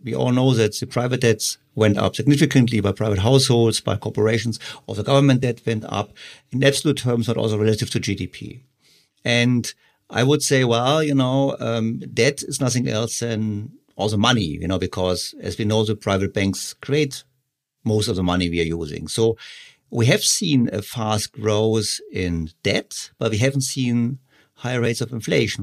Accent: Germany; So I'm from Germany

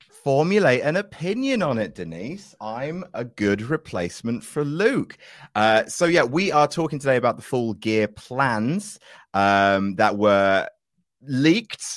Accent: Jersey; moved away; I'm from original Jersey, which New Jersey is actually named after

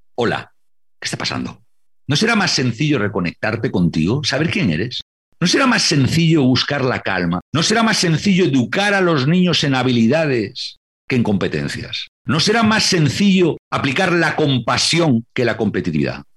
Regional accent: Santander, Cantabria, Spain; Cuando yo era pequeño y veía en casa de mis abuelos en Santander, en Cantabria, en España

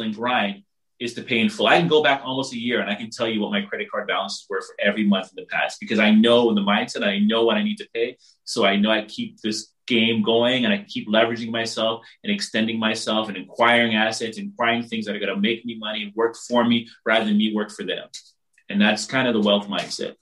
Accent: Barbados; I'm from the Caribbean, I'm from Barbados

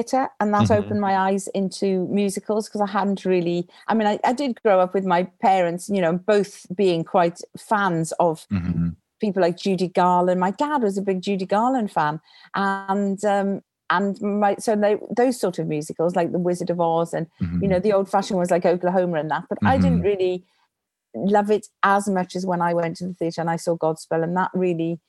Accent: Neath, Wales, United Kingdom; now in London, United Kingdom; I grew up in South Wales, Neath, which is just outside of Swansea.

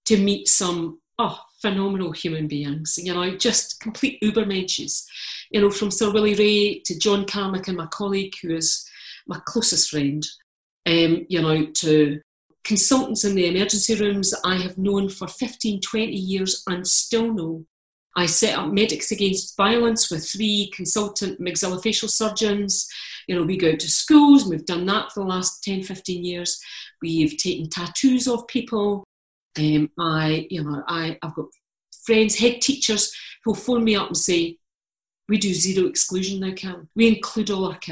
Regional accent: Scotland, United Kingdom; I'm Scottish, I'm Calvinist

